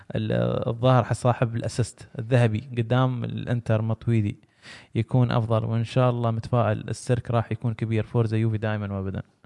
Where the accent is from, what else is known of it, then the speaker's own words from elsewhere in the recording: United Arab Emirates; عندنا في الامارات